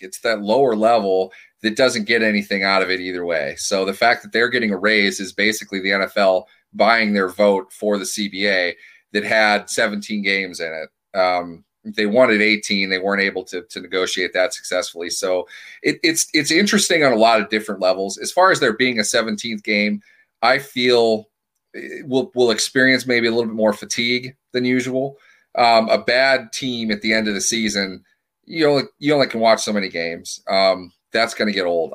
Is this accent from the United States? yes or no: yes; Minneapolis, Minnesota, United States; now in Pittsburgh, United States; I'm from Minneapolis originally. I live in Pittsburgh now.